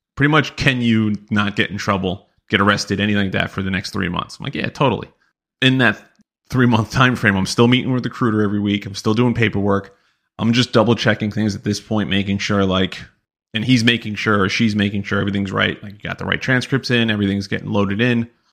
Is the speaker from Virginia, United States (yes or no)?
no; New York, United States; we're all from New York